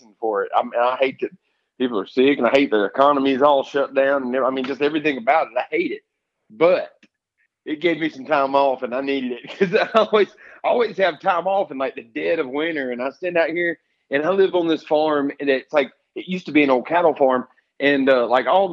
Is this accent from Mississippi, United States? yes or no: yes; Escatawpa, Mississippi, United States; also born or lived in Pascagoula, Mississippi; I grew up in South Mississippi, grew up in the woods hunting